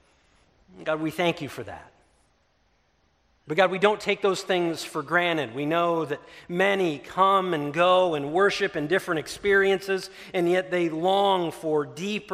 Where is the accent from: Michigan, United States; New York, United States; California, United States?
Michigan, United States; Ludington; moved away; our hometown of Ludington